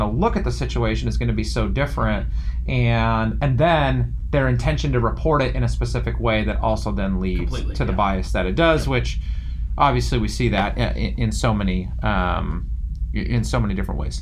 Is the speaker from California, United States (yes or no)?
yes; Yorba Linda, California, United States; I grew up in Yorba Linda, California